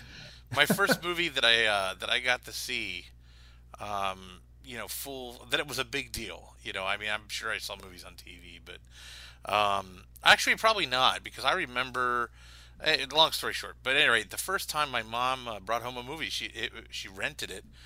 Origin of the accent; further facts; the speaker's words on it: Pittsburgh, Pennsylvania, United States; growing up in Pittsburgh, uh, as, as a kid in the eighties